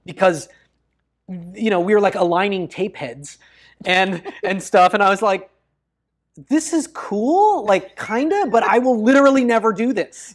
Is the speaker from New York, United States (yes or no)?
no; Bellingham, Washington, United States; kept a boat in my hometown